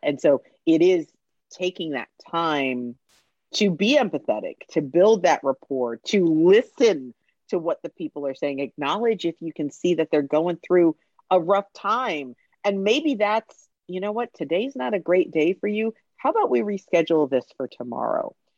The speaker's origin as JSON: {"language": "English", "region": "Connecticut", "country": "United States", "tie": "born or raised there", "also_born_or_lived": "Orlando, Florida", "moved": "yes", "lives_now": "Atlanta, United States", "said": "I grew up in Connecticut, so we had UConn"}